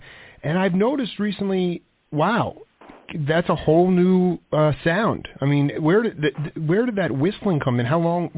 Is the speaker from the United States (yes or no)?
yes; New York, United States; I grew up in New York.